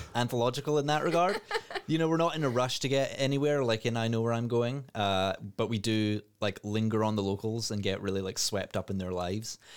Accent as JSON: {"language": "English", "region": "Scotland", "country": "United Kingdom", "said": "as a Scottish person"}